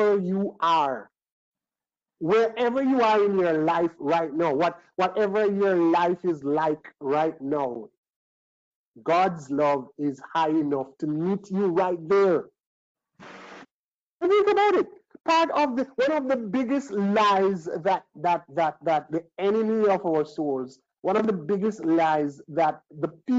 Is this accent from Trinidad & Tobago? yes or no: yes; Trinidad & Tobago; I was born in Trinidad